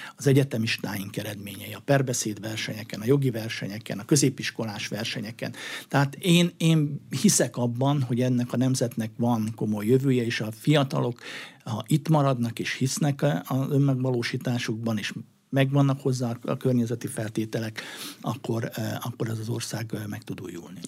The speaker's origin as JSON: {"language": "Hungarian", "town": "Hercegkút", "region": "Borsod-Abaúj-Zemplén", "country": "Hungary", "tie": "born or raised there", "moved": "yes", "said": "Herceg úton felnőve"}